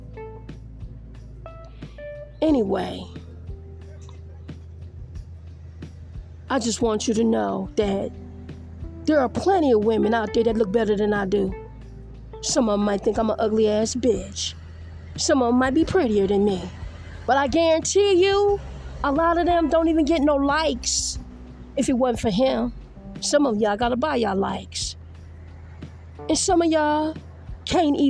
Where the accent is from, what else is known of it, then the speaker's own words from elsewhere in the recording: Detroit, Michigan, United States; also born or lived in Grand Rapids / Las Vegas; now in Los Angeles, United States; where I'm from Detroit